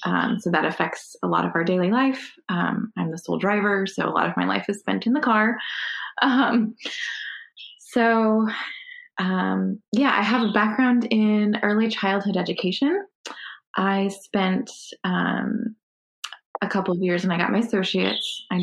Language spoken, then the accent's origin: English; Connecticut, United States; moved away as an adult; also born or lived in Texas; now in Providence, United States; so I grew up in Connecticut, so I'm, I'm a New England girl.